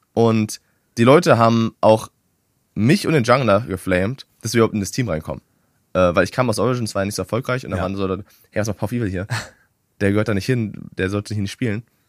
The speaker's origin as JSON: {"language": "German", "country": "Germany", "said": "ich als Deutscher"}